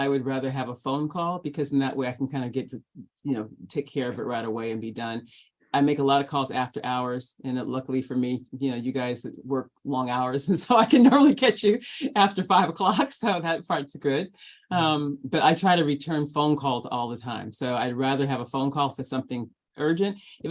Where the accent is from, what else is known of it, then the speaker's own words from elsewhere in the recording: Los Angeles, California, United States; I'm also fortunate enough to have been born and raised in Los Angeles and gone to school here